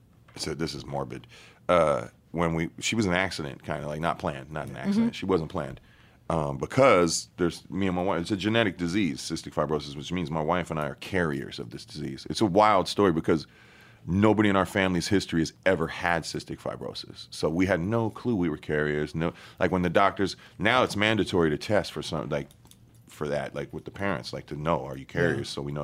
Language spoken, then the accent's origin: English; California, United States; You know, I was growing up in Cali, even though born out here and whatnot.